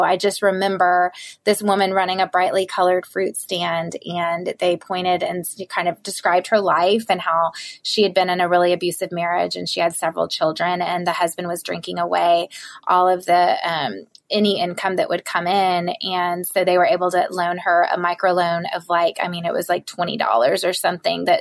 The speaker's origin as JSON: {"language": "English", "region": "the South", "country": "United States", "said": "I am from the South, and my mom was a stay-at-home mom"}